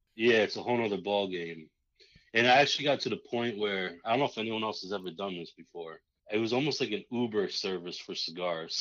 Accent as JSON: {"language": "English", "country": "United States", "tie": "born or raised there", "also_born_or_lived": "Massachusetts", "said": "I grew up in New York and Massachusetts area."}